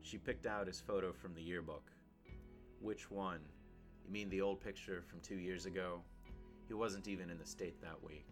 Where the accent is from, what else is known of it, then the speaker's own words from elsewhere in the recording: El Paso, Texas, United States; my hometown of El Paso, Texas